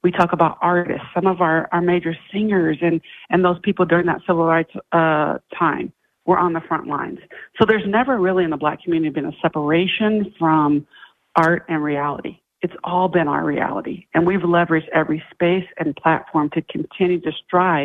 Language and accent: English; Iowa, United States; moved away; I come from Iowa